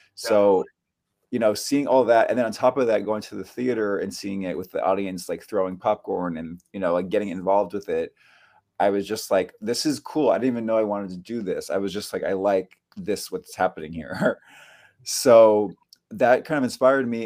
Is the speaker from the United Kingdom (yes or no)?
no; Bay Area, Northern California, United States; now in New York City, United States; I grew up in California. I grew up in the Bay Area, um, Northern California